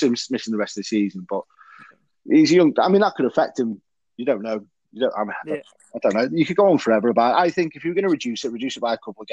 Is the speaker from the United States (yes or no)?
no; Wales, United Kingdom; I'm Welsh